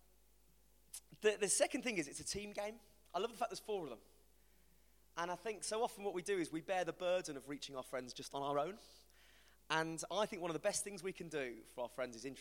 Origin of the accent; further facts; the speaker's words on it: West Midlands, United Kingdom; accent: West Midlands; my mate called Dave is from the West Midlands, like me